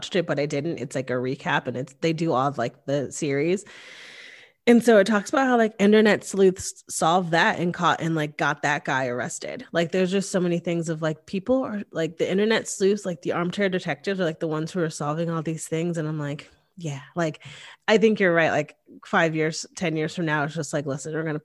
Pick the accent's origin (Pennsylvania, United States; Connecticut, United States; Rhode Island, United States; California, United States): Connecticut, United States; Hamden; moved away as an adult; now in Austin, United States; I grew up in Hamden, Connecticut, which is one town over from Cheshire, Connecticut